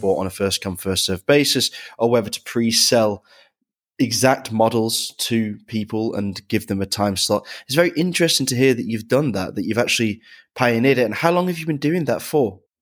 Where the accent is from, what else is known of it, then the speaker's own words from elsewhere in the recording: near Manchester, North West England, United Kingdom; I grew up near Manchester